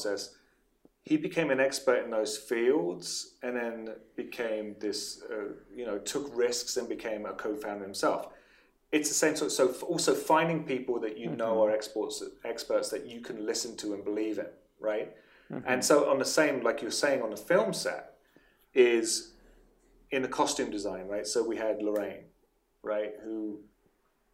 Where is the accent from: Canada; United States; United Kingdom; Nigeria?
United Kingdom; England; moved away; From England, yes, I'm from England